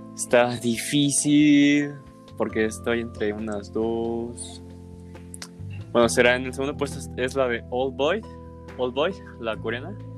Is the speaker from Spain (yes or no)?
no; Mexico; mi país